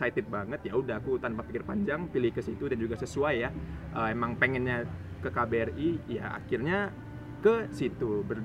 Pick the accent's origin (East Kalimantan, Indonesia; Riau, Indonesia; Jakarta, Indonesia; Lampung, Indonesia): Riau, Indonesia; Pekanbaru; aku asalnya sendiri dari Pekanbaru